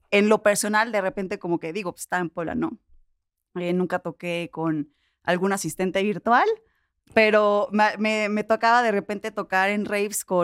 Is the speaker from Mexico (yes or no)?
yes; Mexico; pero como mexicano te pregunto, ¿cómo, cómo le hace un mexicano para, para llegar a Europa?